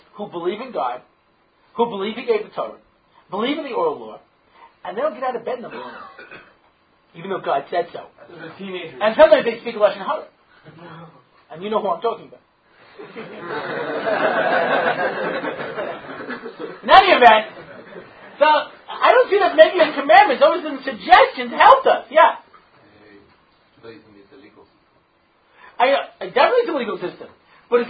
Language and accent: English; New York, United States; I grew up in New York